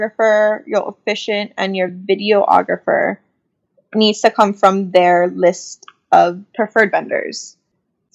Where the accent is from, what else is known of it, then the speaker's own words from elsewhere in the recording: Oahu, Hawaii, United States; we're from Oahu